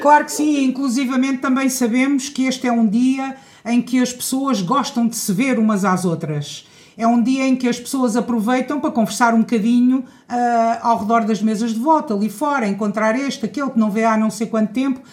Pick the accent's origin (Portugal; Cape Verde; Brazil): Portugal; Cartaxo, Santarém District; nasci no Cartaxo, fui estudar para fora e, e resolvi regressar para, para a minha terra, estabelecer-me aqui